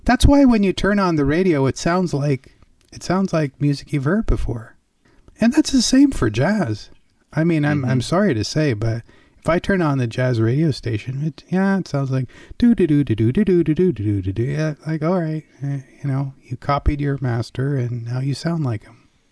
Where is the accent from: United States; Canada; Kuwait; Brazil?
Canada; I grew up in Canada